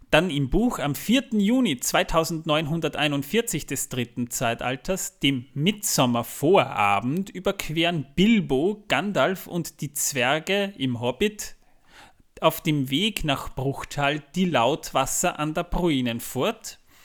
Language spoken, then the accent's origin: German; Austria; bei uns in Österreich